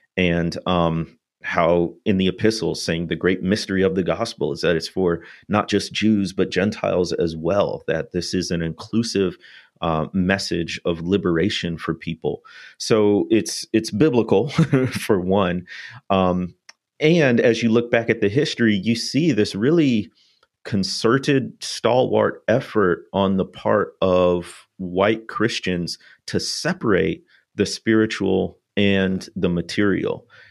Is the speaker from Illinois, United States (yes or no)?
yes; North Shore of Illinois, United States; moved away as an adult; now in Mississippi, United States; going from the North Shore of Illinois down to what one author calls the most southern place on earth